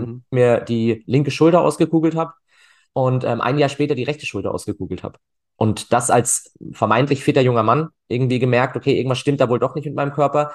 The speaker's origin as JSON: {"language": "German", "town": "Freiburg", "region": "Baden-Württemberg", "country": "Germany", "tie": "born or raised there", "also_born_or_lived": "Cologne", "said": "ich komme aus Freiburg tatsächlich, bin dort auch geboren"}